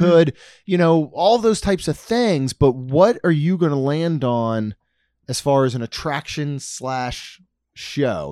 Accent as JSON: {"language": "English", "region": "Maryland", "country": "United States", "tie": "born or raised there", "said": "growing up in Maryland, our beach was Ocean City"}